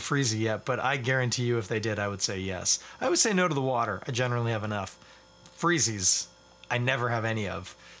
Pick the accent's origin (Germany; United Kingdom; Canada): Canada; Scarborough, Ontario; I'm from Scarborough, also not Toronto